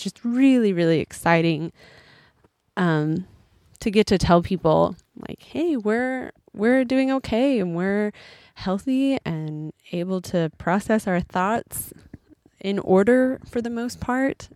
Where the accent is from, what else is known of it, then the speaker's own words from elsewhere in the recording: United States; moved away as an adult; an American who's been gone from America for a little while